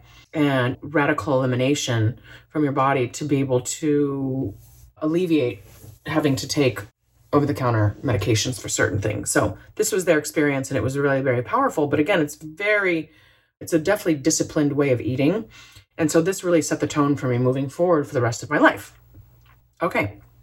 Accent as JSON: {"language": "English", "region": "Florida", "country": "United States", "tie": "born or raised there", "said": "I grew up in Florida, so we had Citrus City in our backyard"}